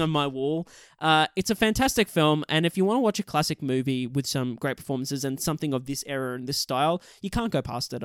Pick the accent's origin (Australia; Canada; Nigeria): Australia; we're both Australian